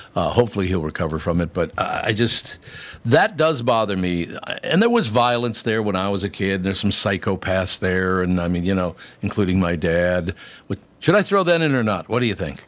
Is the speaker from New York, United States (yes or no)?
no; Minneapolis, Minnesota, United States; also born or lived in Long Prairie, Minnesota; I grew up there